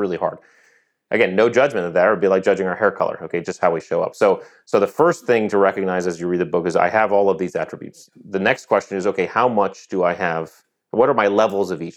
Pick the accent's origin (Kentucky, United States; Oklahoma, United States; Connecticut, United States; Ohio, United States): Connecticut, United States; moved away as an adult; I grew up in Connecticut